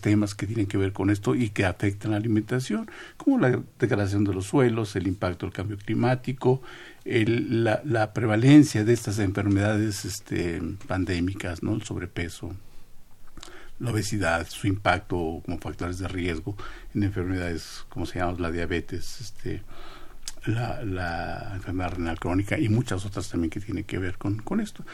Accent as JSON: {"language": "Spanish", "country": "Mexico", "said": "somos todos mexicanos"}